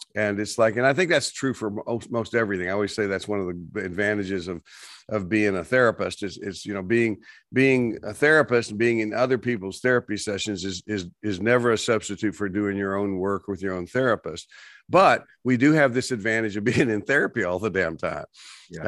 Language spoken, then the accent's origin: English; West Texas, United States; moved away; I grew up in West Texas, and we had these dust storms